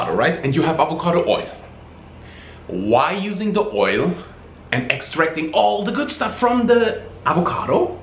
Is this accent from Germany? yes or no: yes; Germany; moved away; they moved to Germany, the place where I was born. I'm really, really, really happy that that I had the opportunity to grow up in Germany